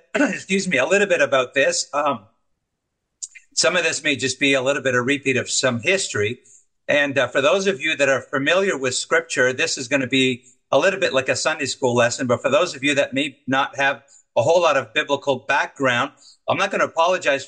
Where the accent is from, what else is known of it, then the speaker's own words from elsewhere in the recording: Montreal, Quebec, Canada; my hometown of Montreal